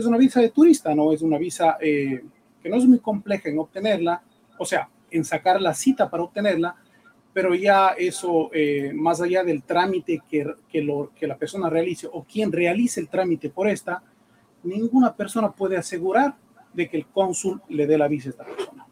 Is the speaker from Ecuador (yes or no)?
yes; Ecuador; moved away as an adult; now in United States; yo soy ecuatoriano, eh, abogado ecuatoriano, eh, ejercí mi profesión por más de 10 años en el Ecuador